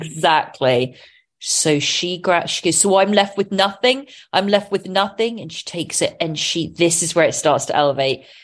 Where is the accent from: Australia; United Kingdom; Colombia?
United Kingdom; England; being English